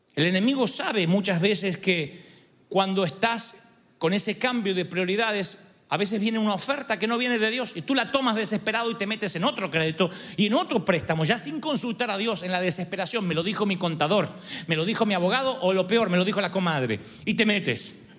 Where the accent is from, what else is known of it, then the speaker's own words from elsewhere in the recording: Argentina; soy argentino